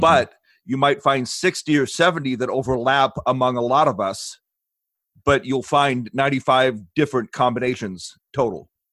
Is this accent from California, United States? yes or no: yes; Long Beach, California, United States; moved away as an adult; now in Ozarks, United States; I spent most of my life growing up in Long Beach, California